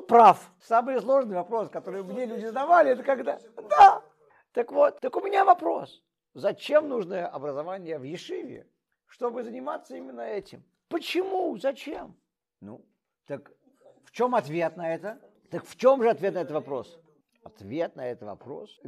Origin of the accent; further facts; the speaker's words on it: Russia; moved away; also born or lived in Saint Petersburg (Leningrad) / New York; я из России